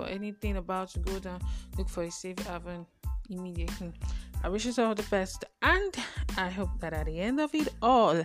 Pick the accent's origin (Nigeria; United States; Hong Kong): Nigeria; Growing up in Nigeria